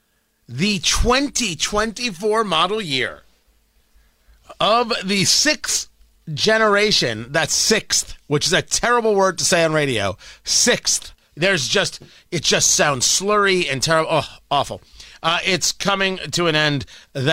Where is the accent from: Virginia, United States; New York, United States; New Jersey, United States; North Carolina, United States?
New Jersey, United States; I grew up in Jersey